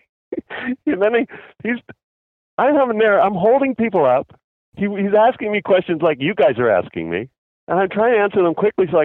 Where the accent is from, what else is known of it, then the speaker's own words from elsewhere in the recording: Canada; now in Los Angeles, United States; I was born in Canada